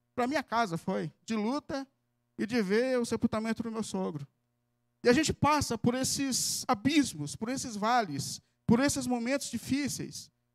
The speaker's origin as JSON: {"language": "Portuguese", "region": "São Paulo", "country": "Brazil", "said": "como paulistano, e que às vezes visita um sítio assim no interiorzinho aqui de São Paulo"}